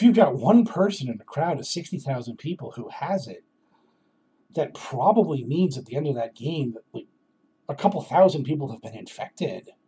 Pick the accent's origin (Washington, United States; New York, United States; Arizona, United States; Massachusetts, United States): Massachusetts, United States; Boston; I'm from Boston